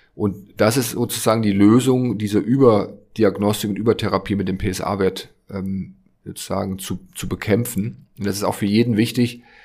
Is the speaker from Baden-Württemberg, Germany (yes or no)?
no; Friesland, near Jever, Lower Saxony, Germany; moved away as an adult; also born or lived in Leverkusen / Hamburg; now in Berlin, Germany; bin ich aufgewachsen in Friesland, da in der Nähe von Jever